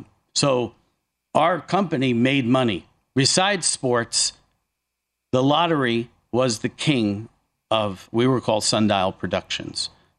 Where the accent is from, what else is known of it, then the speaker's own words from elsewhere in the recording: northeastern New Jersey, United States; Jersey's a big place, especially northeastern New Jersey, where it's, you know, I'm just outside. I mean, I grew up in the Sopranos area. You know, Uncle June's house is down the street from me. Oh, yeah. Satriali's is next town over. You know, so I'm an Italian